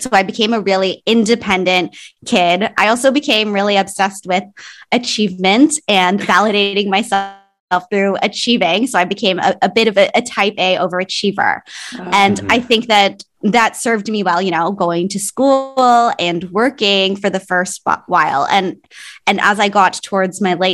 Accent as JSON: {"language": "English", "country": "Canada", "tie": "born or raised there", "also_born_or_lived": "Philippines / Toronto", "said": "I was born in the Philippines. I moved to Canada when I was a baby. So I think I was less than 1 year old, and most of my life was here in Canada"}